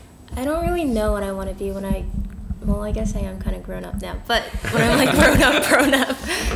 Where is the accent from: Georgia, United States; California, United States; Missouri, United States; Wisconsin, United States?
California, United States; also born or lived in Philippines; now in San Francisco, United States; I was born in the Philippines, but I've lived in California my whole life. And now I live in San Francisco for college.